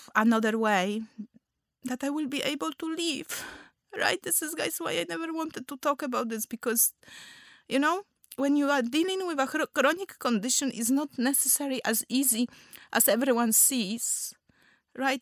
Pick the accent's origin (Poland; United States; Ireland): Poland; English is a second language; moved away as an adult; also born or lived in Gdańsk; now in London, United Kingdom; I'm from Poland.